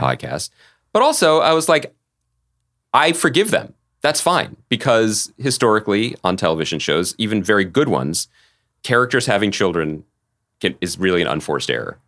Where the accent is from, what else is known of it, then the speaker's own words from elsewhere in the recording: outside of Philadelphia, Pennsylvania, United States; when I was a young boy growing up outside of Philadelphia